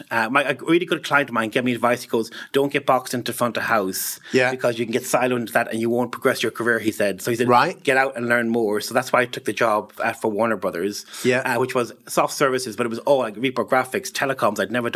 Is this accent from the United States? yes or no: no; County Mayo, Connacht, Ireland; accent: Irish; moved away as an adult; also born or lived in Germany; now in London, United Kingdom; So you can probably tell by the accent, I'm definitely from Ireland, from County Mayo in Ireland. I moved to London in 2009